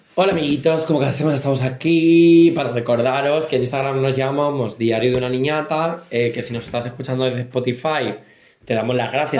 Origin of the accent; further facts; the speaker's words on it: Castilla-La Mancha, Spain; nosotros somos de Castilla-La Mancha